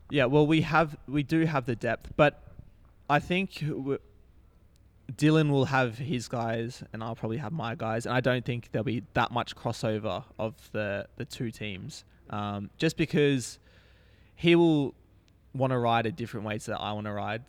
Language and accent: English; Australia; being an Australian